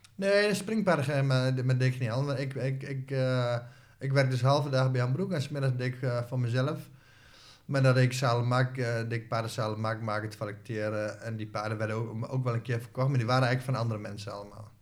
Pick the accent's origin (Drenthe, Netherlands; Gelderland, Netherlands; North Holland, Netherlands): Drenthe, Netherlands; Hoogeveen; Ik ben opgegroeid in Hogeveen